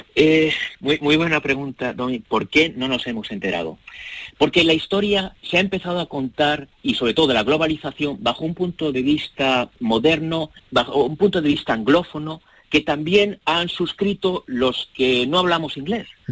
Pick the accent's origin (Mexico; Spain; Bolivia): Spain; Madrid, Community of Madrid; moved away; also born or lived in Hong Kong; un español, eh, nacido y criado en Madrid, con cuatro abuelos andaluces